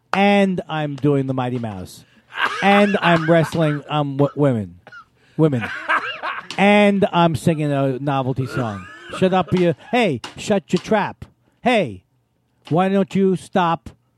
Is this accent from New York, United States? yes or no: yes; Queens, New York, United States; I'm from Queens.